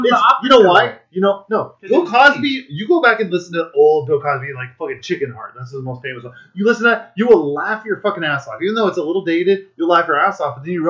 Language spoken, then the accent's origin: English; Saint Ann Parish, Jamaica; I'm from St. Anne